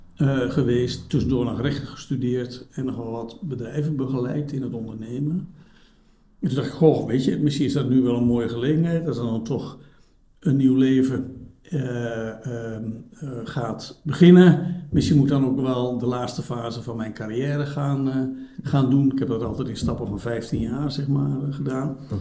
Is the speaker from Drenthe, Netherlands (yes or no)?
yes; Drenthe, Netherlands; now in Belgium; ik ben geboren in Noord-Nederland. Eh, in, in, Drenthe zelfs